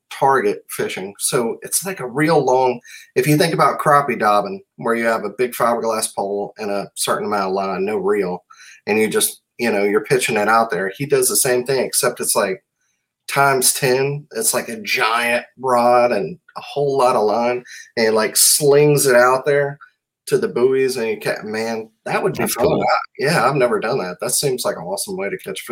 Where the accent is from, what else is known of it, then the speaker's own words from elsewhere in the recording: D'Iberville, Mississippi, United States; moved away; I'm from North Biloxi, which in 88 did become its own city, D'Iberville, which is actually where I'm from.